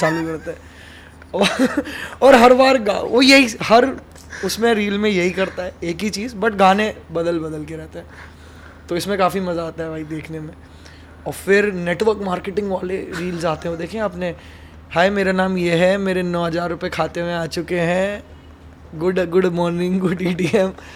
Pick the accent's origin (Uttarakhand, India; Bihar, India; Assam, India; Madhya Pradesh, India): Madhya Pradesh, India; Vidisha; moved away as an adult; also born or lived in Bhopal / Indore; now in Mumbai, India; वो भी मेरे होम टाउन से हैं हम दोनों विदिशा से